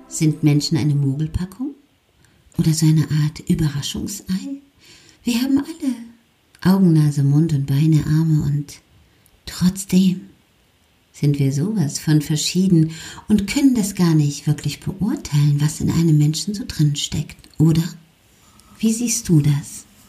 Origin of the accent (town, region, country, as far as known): Germany